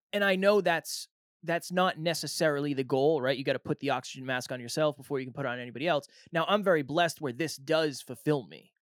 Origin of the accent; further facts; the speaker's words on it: Massachusetts, United States; now in New Hampshire, United States; I was born and raised in Massachusetts